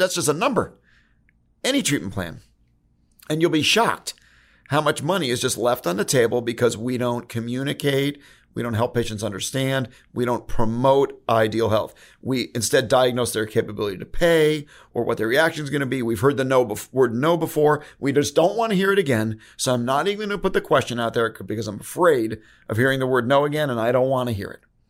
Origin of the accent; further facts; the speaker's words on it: Connecticut, United States; now in San Diego, United States; I'm from Connecticut. I get the snow